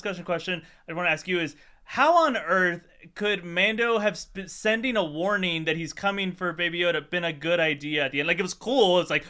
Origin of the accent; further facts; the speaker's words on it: Miami, Florida, United States; I grew up in Miami and in Florida